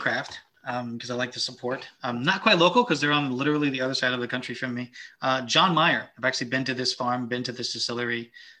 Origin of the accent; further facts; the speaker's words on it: the South, United States; I'm from the South.